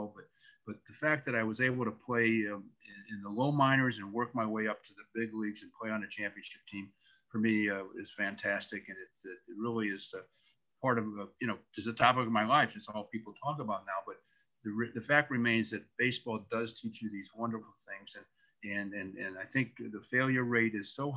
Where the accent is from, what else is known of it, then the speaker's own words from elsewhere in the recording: St. Louis, Missouri, United States; growing up in St. Louis, where I in the Midwest